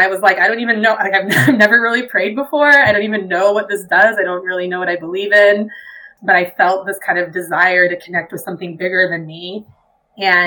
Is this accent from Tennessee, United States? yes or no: no; Utah, United States; growing up in Utah, not being LDS